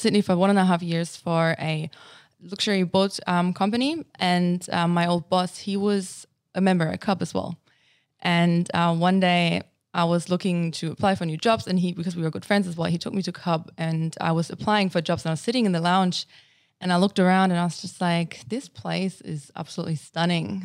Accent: Germany; English is a second language; moved away as an adult; also born or lived in United States; now in Australia; I was born and raised in Germany and, um, basically lived there until I came to Australia.

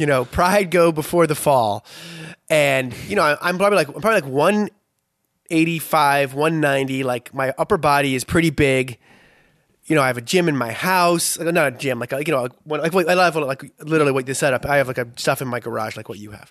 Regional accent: Boston, Massachusetts, United States; moved away as an adult; also born or lived in Philadelphia; I grew up in Boston

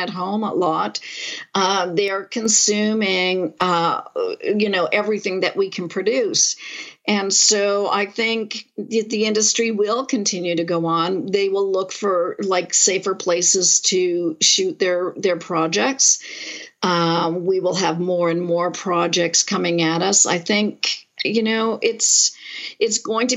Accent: Montreal, Quebec, Canada; now in Toronto, Canada; I grew up in Montreal

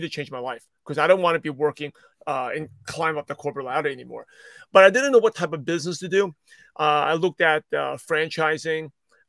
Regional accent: Brooklyn, New York, United States; Yeah, I'm a shy, quiet Asian kid. I grew up in Brooklyn, New York, and I grew up in a very stereotypical Asian family

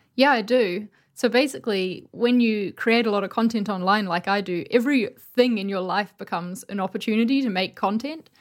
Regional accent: New Zealand; now in London, United Kingdom; I'm from New Zealand, but I live in London

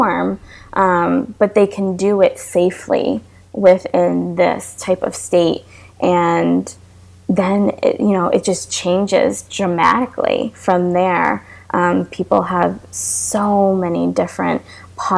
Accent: New York, United States; now in Florida, United States; I'm from New York, and I moved to Florida

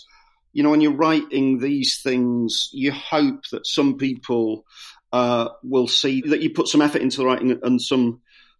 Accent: Scarborough, Yorkshire and the Humber, United Kingdom; I'm from Scarborough

